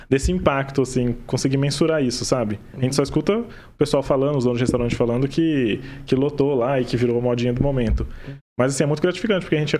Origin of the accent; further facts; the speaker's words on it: Maringá, Paraná, Brazil; Somos de Maringá, nascidos aqui, os dois.